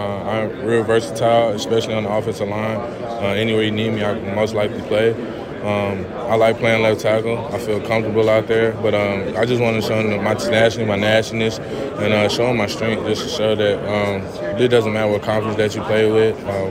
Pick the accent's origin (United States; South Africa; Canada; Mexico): United States; Texas; At the same time, like, I love Texas, not gonna lie to you, I'm a Texan at heart. And so just being a Texas kid, being a Texas dude, I love my state.